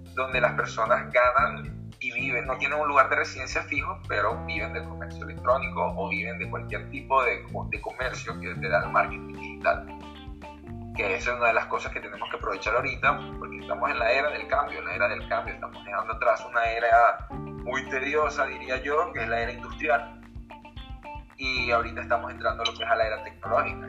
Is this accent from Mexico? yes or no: no; Venezuela; moved away as an adult; now in Peru; Yo soy de Venezuela, tengo 26 años.